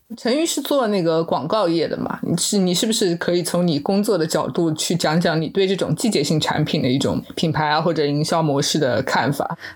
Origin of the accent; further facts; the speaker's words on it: Hangzhou, Zhejiang, China; 像我们杭州那边其实会吃榨菜鲜肉月饼